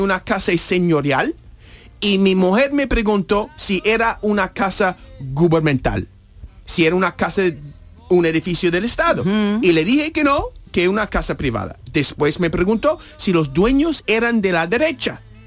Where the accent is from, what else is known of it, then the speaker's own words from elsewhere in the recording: United States; Spanish is a second language; moved away as an adult; also born or lived in New Hampshire; now in Spain; era el presidente de mi país nativo